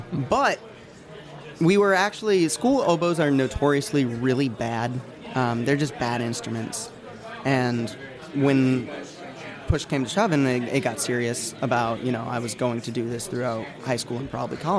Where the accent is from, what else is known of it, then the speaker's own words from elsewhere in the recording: Illinois, United States; moved away as an adult; now in Nashville, United States; Yeah, like, you know, I moved here from Illinois to Nashville for like college